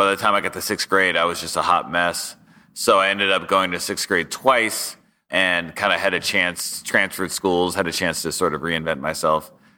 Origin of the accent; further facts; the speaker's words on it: Sacramento, California, United States; Sure. Yeah, I grew up in Sacramento, California.